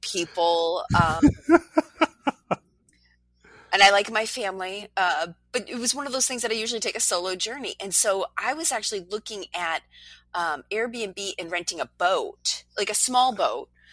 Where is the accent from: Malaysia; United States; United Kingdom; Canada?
United States; New Hampshire; moved away; my home state of New Hampshire